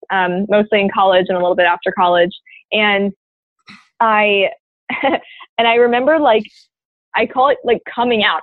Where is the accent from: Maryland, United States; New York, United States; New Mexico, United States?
Maryland, United States; moved away as an adult; also born or lived in North Carolina; i grew up in a suburb in maryland and um, yeah i was there until i was 18